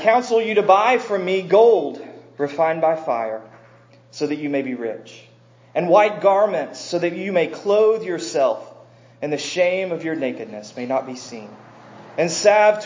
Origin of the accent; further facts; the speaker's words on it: American South, United States; I grew up here in the American South